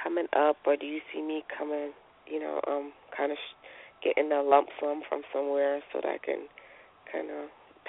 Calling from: North Carolina, United States; I'm calling from North Carolina.

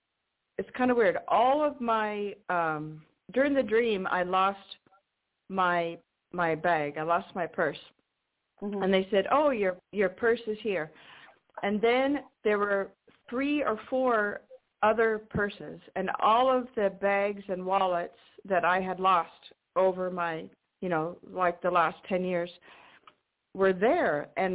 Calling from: Washington, United States; Hi, this is … in Washington State.

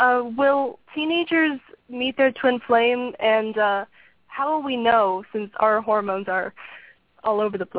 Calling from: Virginia, United States; I'm calling from Virginia, and I am 16 years old.

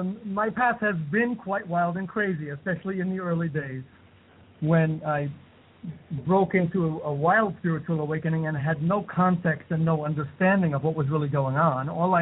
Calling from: India; Yes, I'm in India. I'm calling from India.

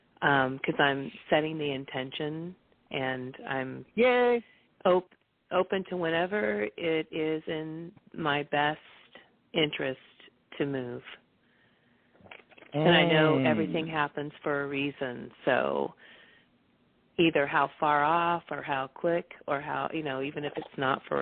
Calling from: California, United States; I'm calling from California today, and I'm happy to be here.

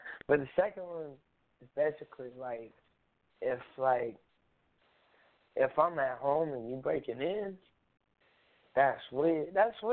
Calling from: Springfield, Illinois, United States; I'm calling from Springfield, Illinois

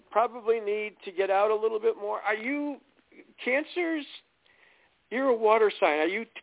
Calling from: New York, United States

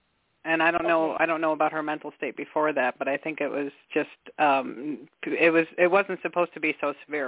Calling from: Michigan, United States; I'm calling from Michigan.

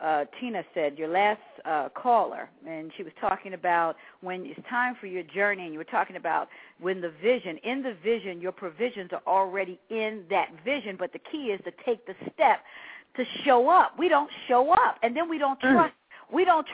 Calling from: Pennsylvania, United States; I'm from the Delaware, Pennsylvania area.

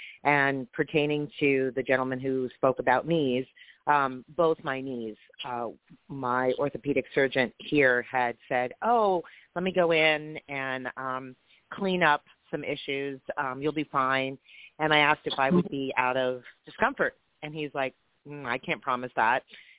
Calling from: San Diego, California, United States; I'm actually calling from San Diego, California.

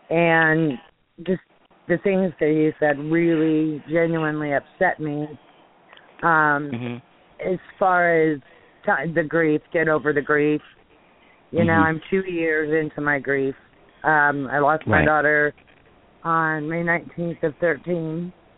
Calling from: Kansas, United States; I am from Kansas.

